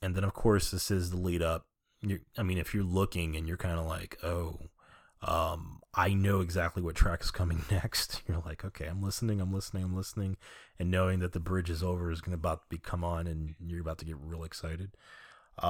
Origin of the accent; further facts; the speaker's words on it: New York City, New York, United States; I'm from Queens.